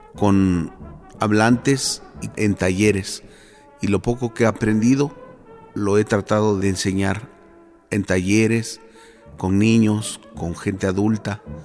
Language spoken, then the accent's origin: Spanish; Teotongo, Oaxaca, Mexico; soy de Teotongo, Teposcolula, Oaxaca